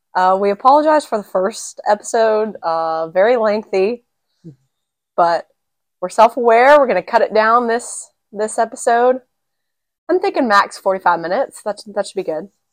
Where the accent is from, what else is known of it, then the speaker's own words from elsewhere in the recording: The Woodlands, Texas, United States; also born or lived in San Antonio, Texas / Memphis, Tennessee; I was born and raised here in Texas